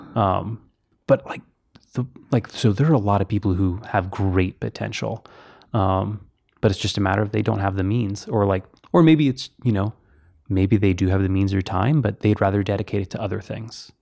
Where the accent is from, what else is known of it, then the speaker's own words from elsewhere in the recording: Houston, Texas, United States; moved away as an adult; also born or lived in Kentucky / Tennessee; where I live, or grew up in Texas